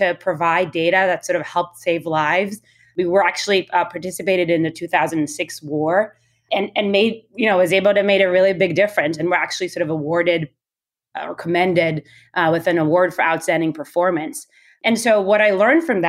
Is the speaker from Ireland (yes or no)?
no; Israel; I was born and raised in Israel